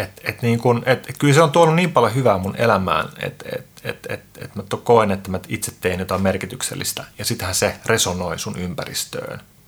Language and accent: Finnish; Helsinki, Uusimaa, Finland; mun tausta on se, että mä oon Itä-Pasilasta, eli siis Suomen Bronxista